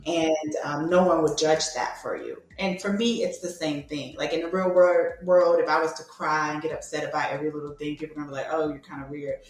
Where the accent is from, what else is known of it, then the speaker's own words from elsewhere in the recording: Atlanta, Georgia, United States; moved away; I'm actually originally from Atlanta, Georgia